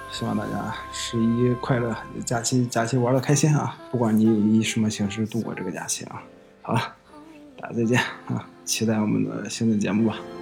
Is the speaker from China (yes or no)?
yes; Yuncheng, Shanxi, China; moved away; 我们这儿是关羽的故里嘛